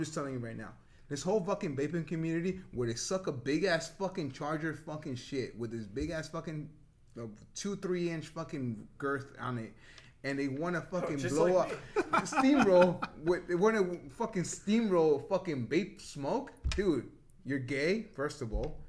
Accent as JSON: {"language": "English", "region": "New Jersey", "country": "United States", "tie": "born or raised there", "said": "I grew up in Jersey"}